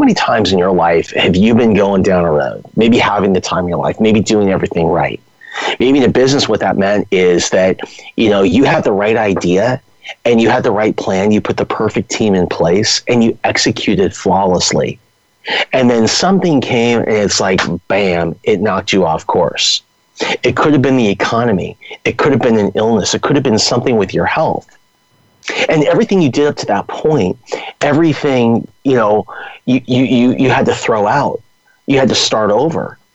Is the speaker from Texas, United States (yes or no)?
no; Los Angeles, California, United States; also born or lived in San Diego; I'm a Southern California guy. I grew up in Los Angeles